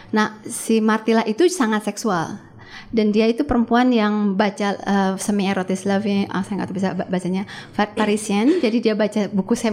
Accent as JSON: {"language": "Indonesian", "town": "Bandung", "region": "West Java", "country": "Indonesia", "said": "itu kan settingnya Bandung. Saya kan orang Bandung."}